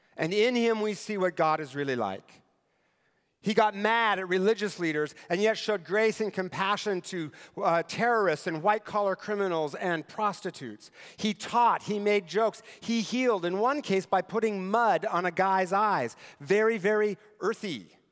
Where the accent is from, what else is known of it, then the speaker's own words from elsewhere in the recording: Eastern Washington, United States; moved away; Eastern Washington, where I grew up and where my parents still live